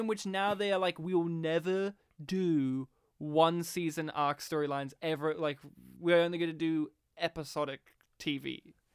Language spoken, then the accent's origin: English; Australia; being an Australian, from rural Australia